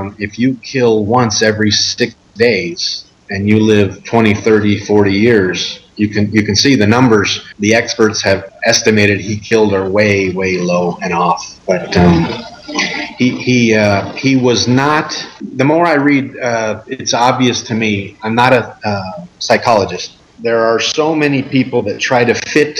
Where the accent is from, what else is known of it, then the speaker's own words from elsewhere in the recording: United States; as an American